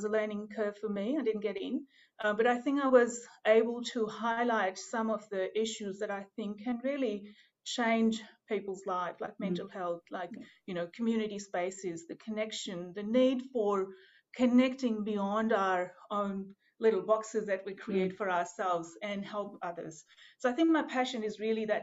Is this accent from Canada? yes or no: no; Pakistan; moved away as an adult; also born or lived in Melbourne, Australia; now in Gippsland, Australia; my home country from Pakistan